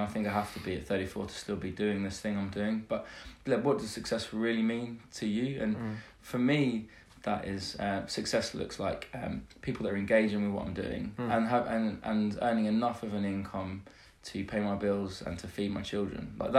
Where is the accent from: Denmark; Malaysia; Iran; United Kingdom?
United Kingdom; England; now in United States; being a Brit in America, realising about modesty, that we're sort of over-modest in England.